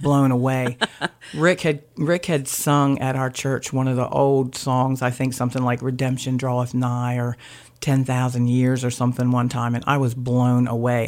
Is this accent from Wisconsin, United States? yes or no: no; Blades, Delaware, United States; also born or lived in Laurel, Delaware; I grew up in Blades. I graduated from Seaford